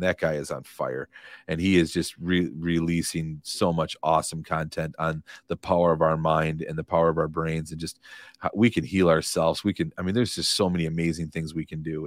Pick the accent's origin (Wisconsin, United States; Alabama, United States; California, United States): Wisconsin, United States; Madison; moved away as an adult; now in Fort Myers, United States; I grew up in Madison, Wisconsin, lived forty-two years there, never imagined living anywhere else in my life.